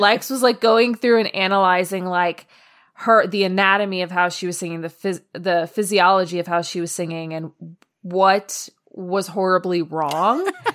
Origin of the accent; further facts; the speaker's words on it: New York City, New York, United States; moved away; I grew up in New York